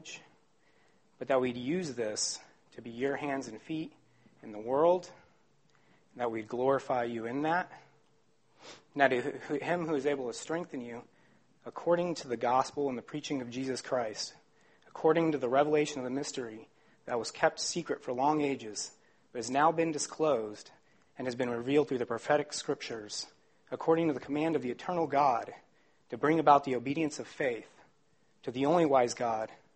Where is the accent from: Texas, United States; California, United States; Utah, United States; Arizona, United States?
Arizona, United States; Phoenix; I'm from Phoenix, Arizona.